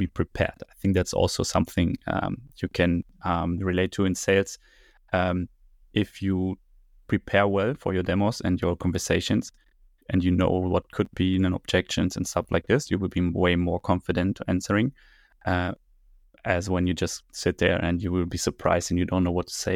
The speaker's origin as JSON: {"language": "English", "region": "Berlin", "country": "Germany", "tie": "born or raised there", "said": "I grew up here, born and raised in Berlin"}